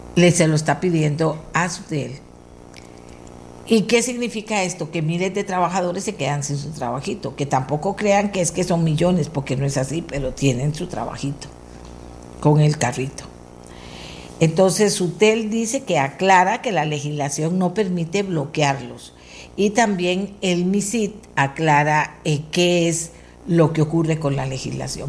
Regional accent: Costa Rica

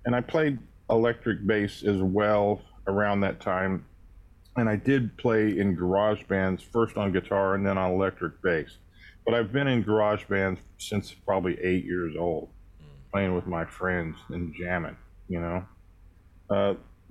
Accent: Tulsa, Oklahoma, United States; I was born in Tulsa, Oklahoma. I was a product of wonderful school training. I started playing, actually, classical guitar when I was 7 years

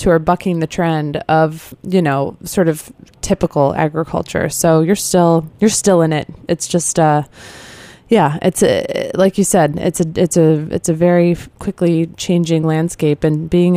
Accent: Midwest, United States; now in East Coast, United States; I grew up in the Midwest, and now I live here on the East Coast

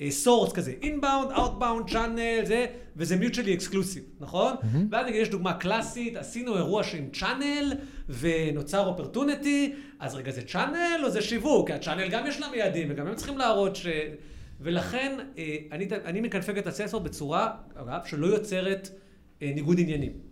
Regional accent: United States; moved away; also born or lived in Israel; גדלתי גם בארצות הברית

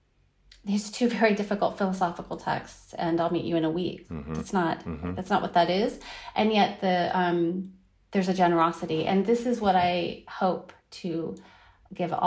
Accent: Northern California, United States; moved away as an adult; also born or lived in Wiesbaden, Germany; now in Berlin, Germany; I was born in Wiesbaden, Germany, at a U.S. military base. But we were raised, I have a brother and sister, and we were raised in Northern California

